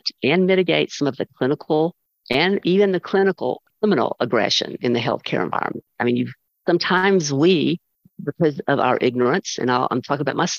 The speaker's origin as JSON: {"language": "English", "country": "United States", "said": "I love being an American"}